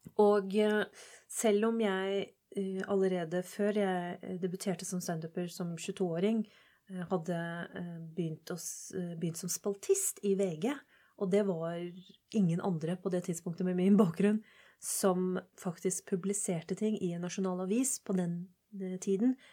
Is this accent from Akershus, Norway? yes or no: no; Oslo, Norway; jeg vokste opp på Holmlia